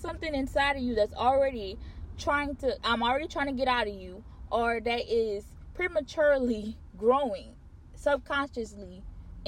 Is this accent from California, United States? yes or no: no; Louisiana, United States; We're from Louisiana